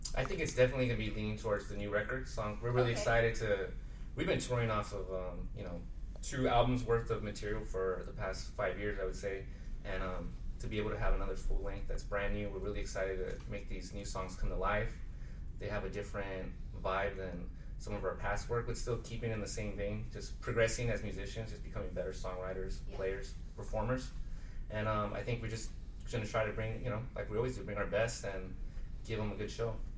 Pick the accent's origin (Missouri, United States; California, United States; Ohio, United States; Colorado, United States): California, United States; Rialto; I'm from the Inland Empire, which is the the the um, the county or it's uh, Riverside, San Bernardino County, uh, that Coachella's at. And so um, I grew up in Rialto